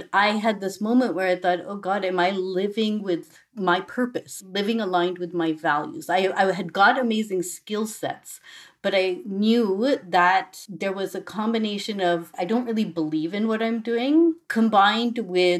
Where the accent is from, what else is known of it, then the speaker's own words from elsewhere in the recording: Boston, Massachusetts, United States; I grew up in Boston